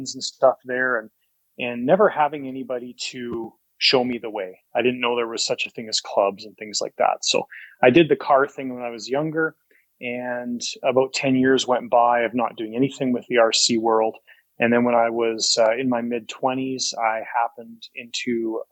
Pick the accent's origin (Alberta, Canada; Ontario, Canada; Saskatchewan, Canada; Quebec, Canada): Alberta, Canada; Calgary; Born and raised in Calgary